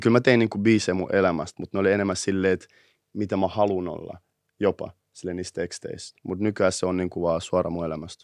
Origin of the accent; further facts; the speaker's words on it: Helsinki, Uusimaa, Finland; mä oon kasvanut itä Helsingissä.